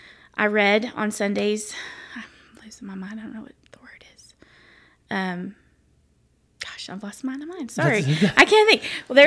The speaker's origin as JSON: {"language": "English", "town": "Lake Jackson", "region": "Texas", "country": "United States", "tie": "born or raised there", "also_born_or_lived": "Athens, Texas", "said": "And growing up, we moved from Athens, Texas to Lake Jackson, and I got into a softball group of friends"}